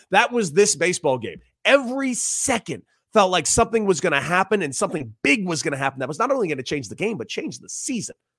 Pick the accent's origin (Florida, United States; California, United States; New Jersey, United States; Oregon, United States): California, United States; Los Angeles; I grew up in Los Angeles.